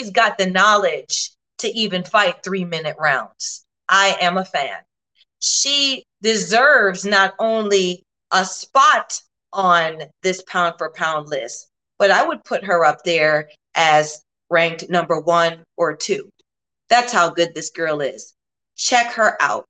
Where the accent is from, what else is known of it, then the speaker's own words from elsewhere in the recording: Chicago, Illinois, United States; I was in Chicago, my hometown